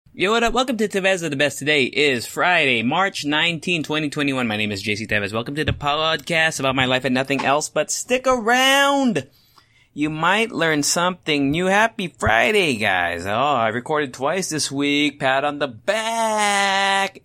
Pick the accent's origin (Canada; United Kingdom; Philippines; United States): Philippines; I'm Asian, I am Filipino